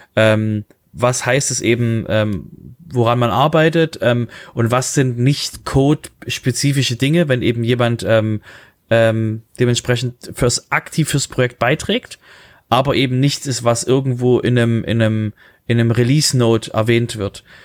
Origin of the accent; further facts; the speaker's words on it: Germany; wir als Deutsche